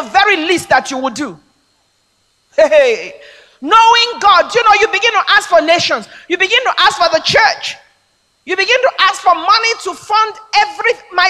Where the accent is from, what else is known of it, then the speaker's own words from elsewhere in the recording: Nigeria; I'm a Nigerian. I mean, I come from a place where I could realize that dream.